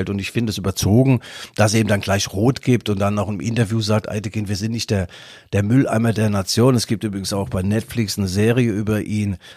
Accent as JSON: {"language": "German", "town": "Mainz", "region": "Rhineland-Palatinate", "country": "Germany", "said": "Für mich als Mainzer ist das Spiel Union Berlin gegen Mainz 05."}